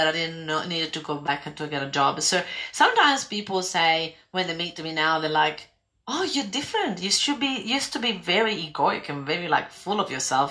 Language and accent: English; Italy; moved away as an adult; also born or lived in London / Spain / Greece; now in Australia; I grew up in Italy and I left Italy and I went to live in London and then Spain and then Greece.